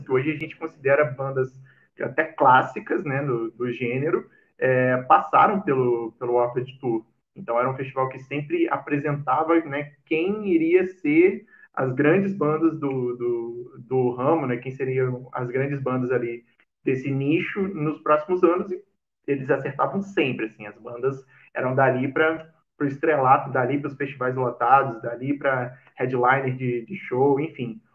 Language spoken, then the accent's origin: Portuguese; Cataguases, Minas Gerais, Brazil; moved away as an adult; Nascido e criado lá, 18 anos de Cataguases.